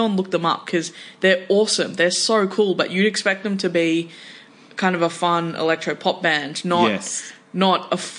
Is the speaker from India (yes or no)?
no; Australia; we as Australian music fans